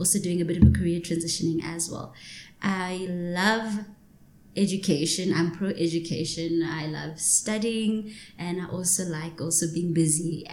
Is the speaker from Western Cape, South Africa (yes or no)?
no; Johannesburg, Gauteng, South Africa; also born or lived in Hillbrow, Johannesburg; grew up in Soweto. But the first 10 years of my life, I grew up in Hillbrow